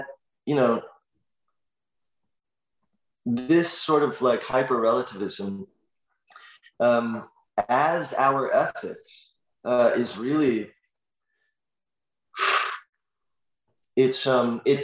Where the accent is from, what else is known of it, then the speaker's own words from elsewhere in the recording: Los Angeles, California, United States; I grew up in Los Angeles in the Valley, where there was no community.